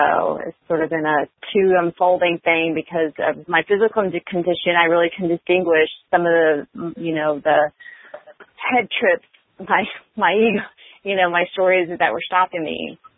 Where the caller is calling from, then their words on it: Austin, Texas, United States; I'm calling from Austin, Texas.